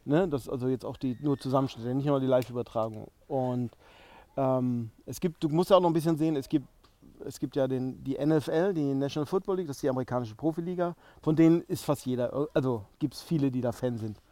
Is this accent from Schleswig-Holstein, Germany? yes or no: yes; Dithmarschen, Schleswig-Holstein, Germany; also ich bin Schleswig-Holsteiner, Dittmarscher gebürtig